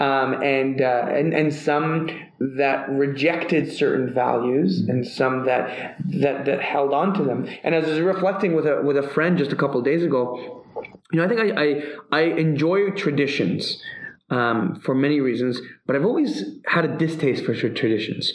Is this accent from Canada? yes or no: yes; Canada; I'm Canadian.